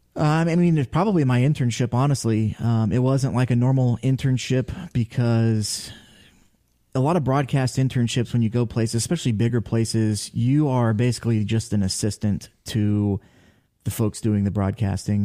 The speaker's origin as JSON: {"language": "English", "town": "Ashville", "region": "Ohio", "country": "United States", "tie": "born or raised there", "said": "I am from Asheville, Ohio, so, uh, about thirty minutes directly north from Chillicothe, uh, just north of Circleville. Um, went to Taze Valley High School"}